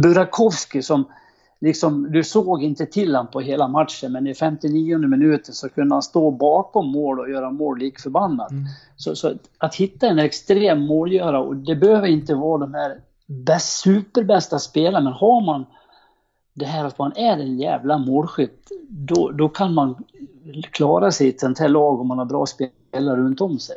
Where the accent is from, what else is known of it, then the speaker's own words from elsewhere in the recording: Horndal, Dalarna County, Sweden; jag kom från Horndal